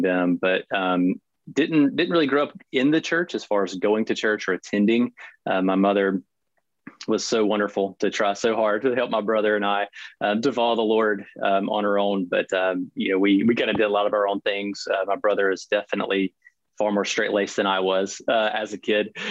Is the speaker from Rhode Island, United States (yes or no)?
no; near Savannah, Southeast Georgia, United States; I grew up in Southeast Georgia uh, with my mother and brother. Uh, we lived in a little town just outside of Savannah, Georgia for pretty much my whole life